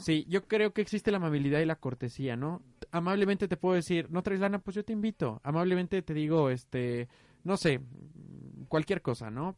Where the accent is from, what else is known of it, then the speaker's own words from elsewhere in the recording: Mexico; yo fui criado en México